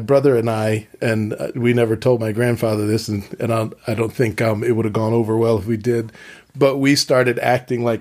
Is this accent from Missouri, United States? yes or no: no; Philadelphia, Pennsylvania, United States; I was born in Philadelphia